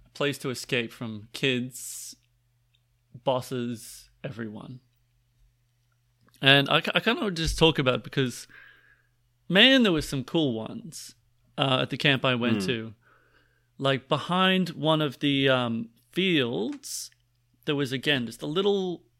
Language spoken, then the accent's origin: English; Boston, Massachusetts, United States; Boston. Boston. I'm from Boston.